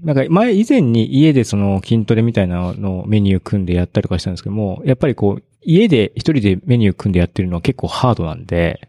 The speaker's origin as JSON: {"language": "Japanese", "region": "Ibaraki", "country": "Japan", "tie": "born or raised there", "moved": "yes", "said": "僕の実家が茨城なんで"}